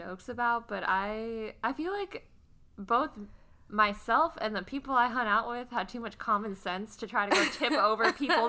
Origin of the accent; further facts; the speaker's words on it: South Dakota, United States; I'm from South Dakota, and mountain oysters are a big thing there